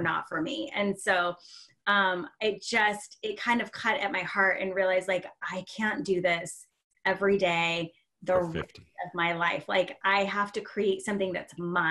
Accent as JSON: {"language": "English", "town": "Seattle", "region": "Washington", "country": "United States", "tie": "born or raised there", "said": "born and raised in Seattle"}